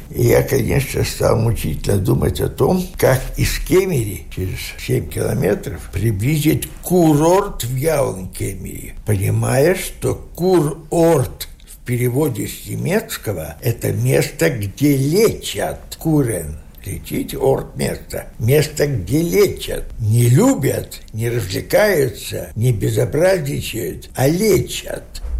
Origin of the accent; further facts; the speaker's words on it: Dubrovno, Vitebsk Region, Belarus; moved away as an adult; now in Latvia; я родился в Дубровной, Витебской области. Там я окончил школу белорусскую с медалью